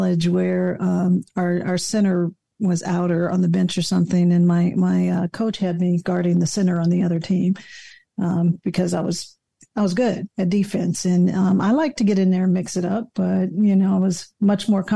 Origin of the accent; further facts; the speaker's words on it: Los Angeles, California, United States; moved away as an adult; I loved growing up in LA.